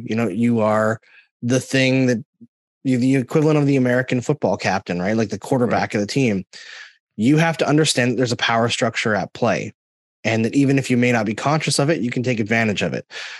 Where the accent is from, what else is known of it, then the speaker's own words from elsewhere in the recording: Alberta, Canada; also born or lived in Saskatchewan; when I grew up in Northern Alberta through my teenage years, from when I was 11, and before that, Southern Saskatchewan.